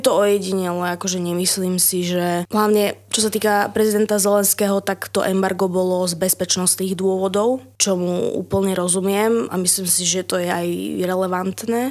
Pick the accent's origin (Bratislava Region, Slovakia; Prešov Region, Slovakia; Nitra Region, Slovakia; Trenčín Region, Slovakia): Prešov Region, Slovakia; Humenné; now in Trnava, Slovakia; cestujem z Trnavy do Humenného na východ, odkiaľ pochádzam